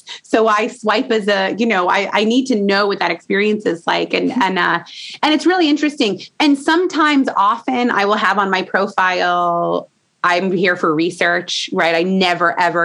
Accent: Indiana, United States; I'm from Indiana

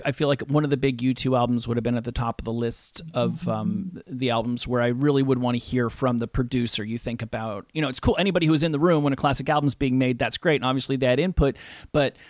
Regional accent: New Jersey, United States; I'm from New Jersey

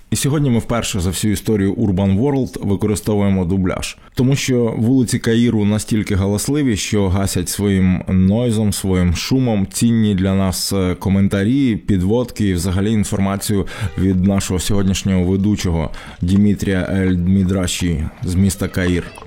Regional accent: Kamianets-Podilskyi, Khmelnytskyi Oblast, Ukraine; у моєму рідному Кам'янці-Подільському

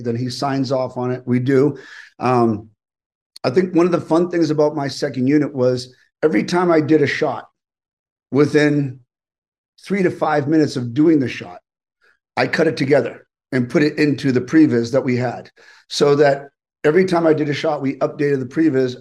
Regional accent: East Coast, United States; growing up on the East Coast

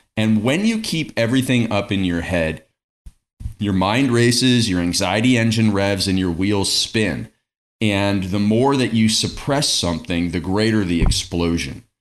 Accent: Stratford, Ontario, Canada; I grew up in Stratford, Ontario, Canada

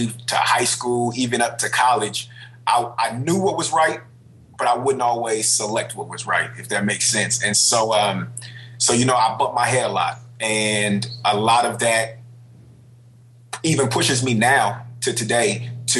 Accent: Richmond, California, United States; I'm from Richmond, California. My mother was 17. My father was 19 when they had me

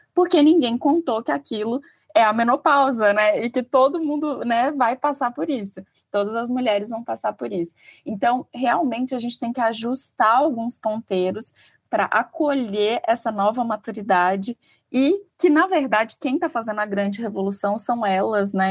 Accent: Minas Gerais, Brazil; eu sou mineira

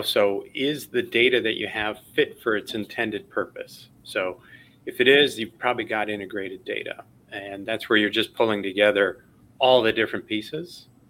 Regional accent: Chicago, Illinois, United States; I grew up in Chicago, watching that all the time on WGN.

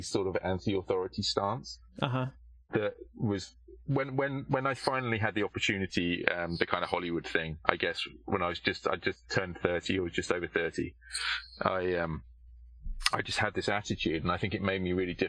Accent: United Kingdom; moved away as an adult; now in Los Angeles, United States; I'm British

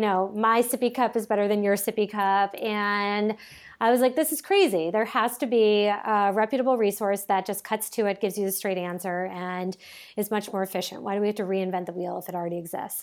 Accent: Cape Cod, Massachusetts, United States; moved away as an adult; also born or lived in New York; I grew up on Cape Cod

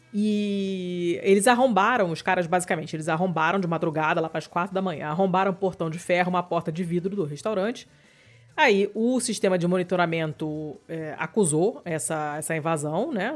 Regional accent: Rio de Janeiro, Brazil; eu sou carioca, eu sou fluminense

